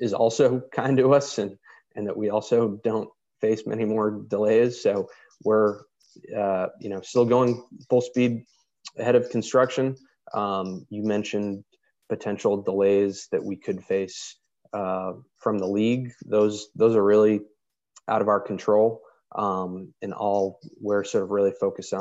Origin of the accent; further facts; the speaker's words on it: Cambridge, Massachusetts, United States; I grew up in Cambridge, Mass